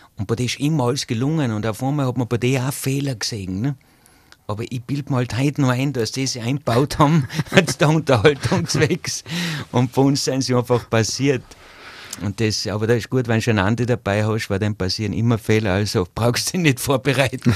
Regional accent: Zillertal, Tyrol, Austria; bei uns im Zillertal

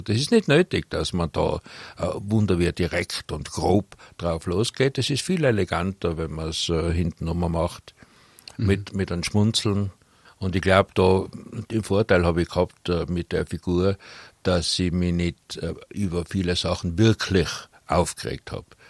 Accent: Innsbruck, Tyrol, Austria; also born or lived in Hötting, Innsbruck; ich bin in Bradl aufgewachsen

